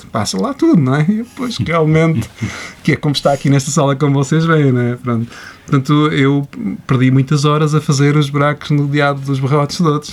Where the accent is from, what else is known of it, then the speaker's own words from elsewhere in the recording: Coimbra, Centro, Portugal; moved away; na minha casa em Coimbra, porque eu sou de Coimbra